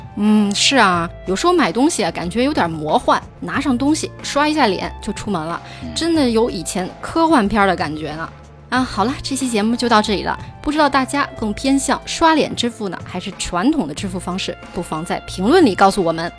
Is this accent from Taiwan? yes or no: no; China; also born or lived in France; 我们中国人